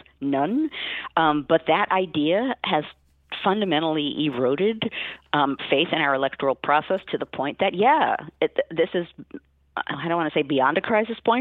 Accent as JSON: {"language": "English", "country": "United States", "said": "as a historian and as an American"}